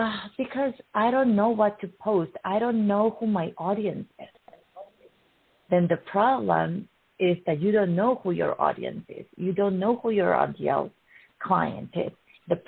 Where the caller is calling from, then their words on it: Edmonton, Alberta, Canada; I'm calling from Edmonton. I'm in my home base, Southwest, and we are in the western side of the Edmonton City.